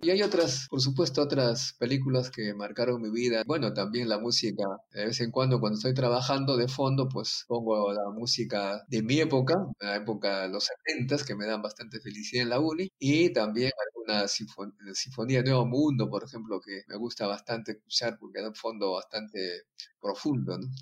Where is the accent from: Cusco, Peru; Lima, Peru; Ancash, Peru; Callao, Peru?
Ancash, Peru; also born or lived in France; Mi pueblo fue el centro de la cultura llamada civilización Cuye